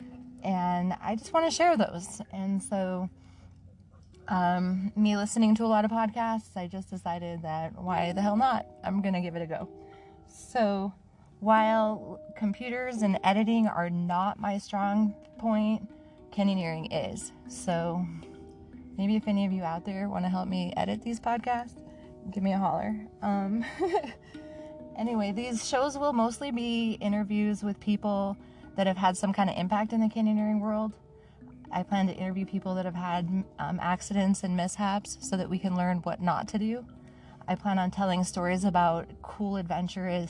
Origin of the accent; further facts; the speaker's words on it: Manti, Utah, United States; moved away as an adult; also born or lived in Salt Lake City, Utah / Seattle / South Dakota; now in St. George, United States; I was born in Manti, Utah, kind of central middle Utah area. I grew up pretty much as one of those, what do they call them? Like free range kids